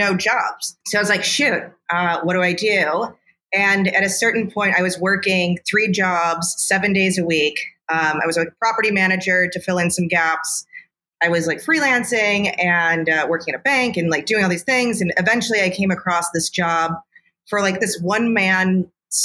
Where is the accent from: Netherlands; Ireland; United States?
United States; Chicago, Illinois; I'm a native Chicagoan. I grew up in the suburbs, and now I'm on the south side